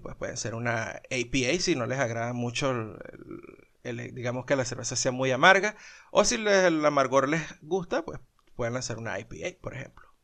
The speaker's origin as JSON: {"language": "Spanish", "country": "Venezuela", "moved": "yes", "lives_now": "Colombia", "said": "somos venezolanos"}